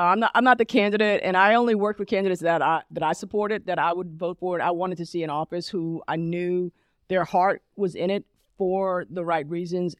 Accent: Columbia, Maryland, United States; moved away as an adult; also born or lived in Alabama; now in Charlotte, United States; I grew up in Columbia, Maryland, but I adulted in Charlotte

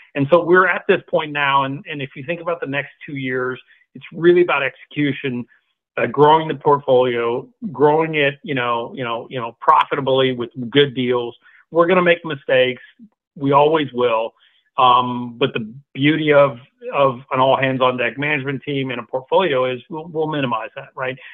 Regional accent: Singapore; moved away as an adult; now in United States; I was born in Singapore, grew up in Singapore

